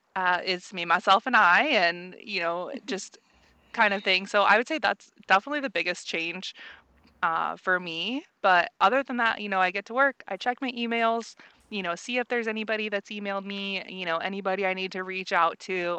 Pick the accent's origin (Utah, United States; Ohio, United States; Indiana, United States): Indiana, United States; Central; moved away as an adult; now in San Diego, United States; I'm originally from Central Indiana, um, and you know, decided to do travel and get out of the Midwest